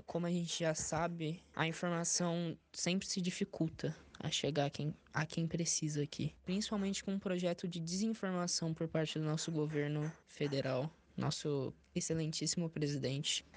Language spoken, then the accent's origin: Portuguese; São Paulo, Brazil; sou daqui do Distrito da Pedreira, zona sul de São Paulo